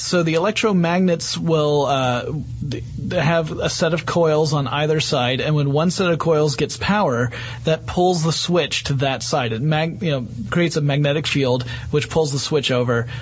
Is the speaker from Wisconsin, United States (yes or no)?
no; northern Georgia, United States; accent: deep southern; northern Georgia, which is where I grew up